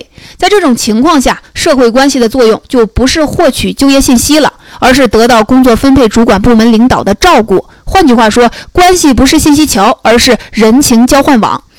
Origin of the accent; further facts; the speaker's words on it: China; 但对我们中国人来说，明明是强关系更管用啊